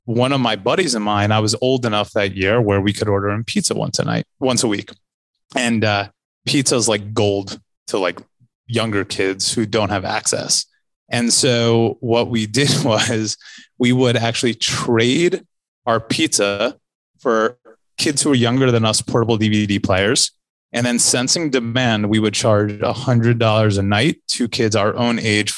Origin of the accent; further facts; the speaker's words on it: Livingston, New Jersey, United States; also born or lived in San Francisco; now in New York, United States; I'm from New Jersey